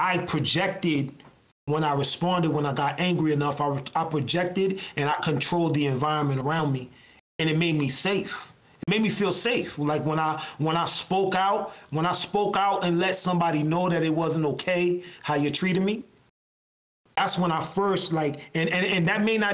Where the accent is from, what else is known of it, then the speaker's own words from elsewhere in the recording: Lawrence, Massachusetts, United States; I come from Lawrence, like through and through